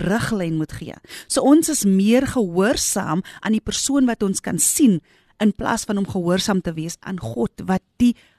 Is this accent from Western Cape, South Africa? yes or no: yes; Grabouw, Western Cape, South Africa; my geboortedorp. Ek het daar groot geword met my moeder en my vader.